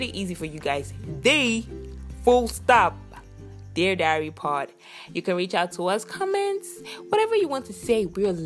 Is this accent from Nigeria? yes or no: yes; Nigeria; I'm Nigerian